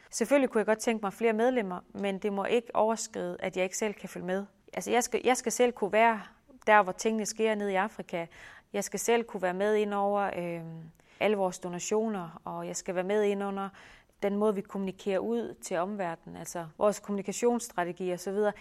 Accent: Denmark; moved away as an adult; hjemme i Danmark

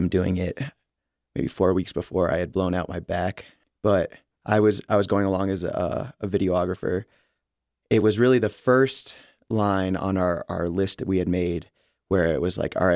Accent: Rutland, Vermont, United States; moved away as an adult; now in Jackson, United States; I grew up in Rutland, Vermont

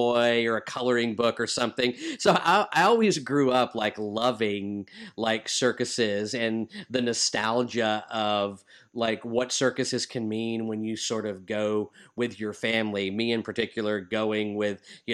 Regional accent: Texas, United States; growing up in Texas, Gil and I both grew up in Texas

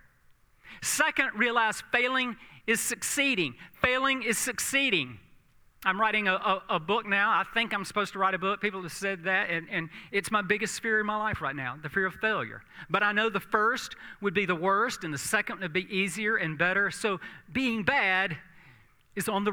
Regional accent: South Georgia, United States; I grew up in South Georgia

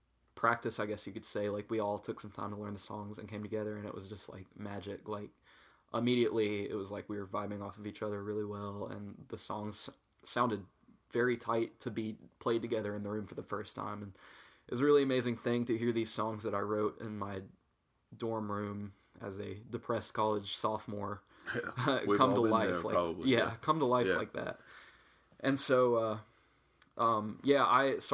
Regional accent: Blacksburg, United States; growing up in Blacksburg

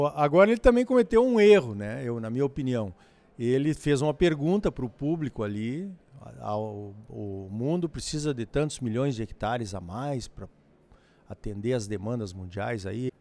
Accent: Brazil; a gente é brasileiro

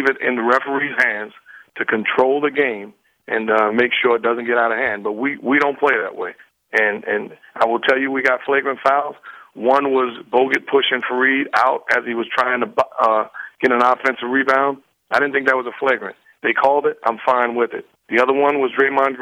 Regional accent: New York City, New York, United States; I'm from New York City

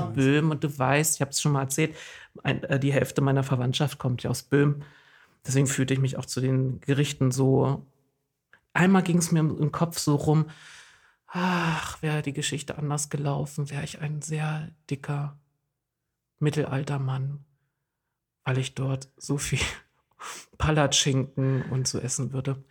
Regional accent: East Germany, Germany; now in Oldenburg, Germany; ich komme ja aus dem Osten

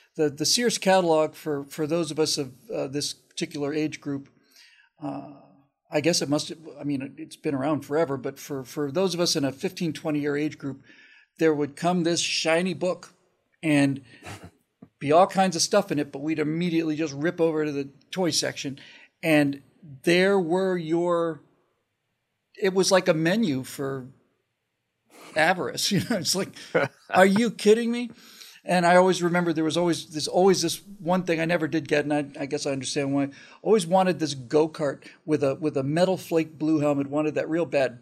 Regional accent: United States; an American kid growing up when I did

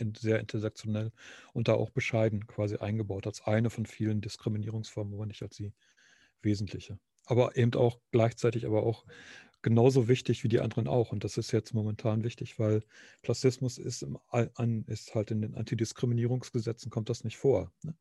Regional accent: Nordhorn, Lower Saxony, Germany; moved away as an adult; also born or lived in Münster; ich komme aus äh, eigentlich aus Nordhorn, also Grafschaft Bentheim.

